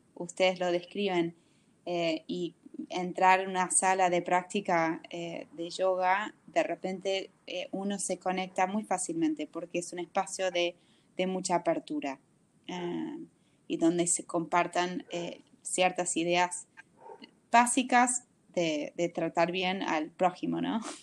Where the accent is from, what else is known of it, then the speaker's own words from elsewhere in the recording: United States; Spanish is a second language; moved away as an adult; now in Buenos Aires, Argentina; de ya no tan norteamericana y nunca del todo argentina